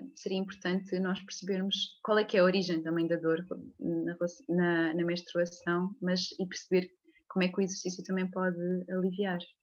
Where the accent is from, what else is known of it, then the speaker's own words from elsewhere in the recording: a small village near Leiria, Centro, Portugal; moved away as an adult; venho de Leiria, nasci numa, numa pequena aldeia perto de Leiria, uh, mas já vivo cá nesta zona uh, há, muito, há muitos anos, desde que saí para, para estudar fisioterapia